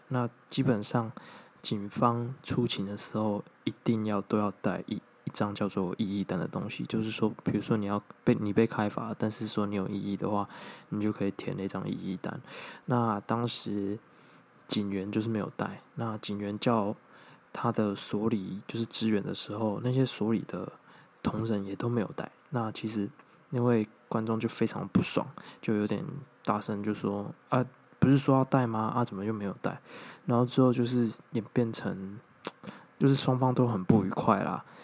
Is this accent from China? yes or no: no; Taiwan; 我们从小到大所觉得说我们是台湾人